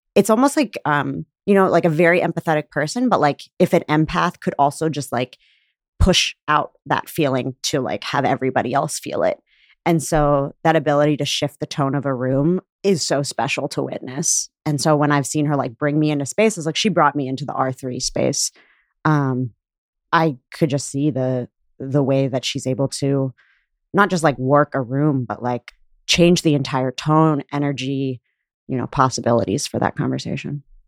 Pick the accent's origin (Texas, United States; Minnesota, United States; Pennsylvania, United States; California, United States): Pennsylvania, United States; Pittsburgh; moved away as an adult; now in Chicago, United States; I grew up in Pittsburgh, and I'm Pakistani